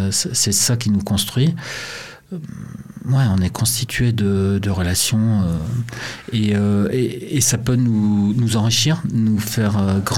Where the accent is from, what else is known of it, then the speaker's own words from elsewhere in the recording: Montreal, Quebec, Canada; born there; au Canada là où je suis né à Montréal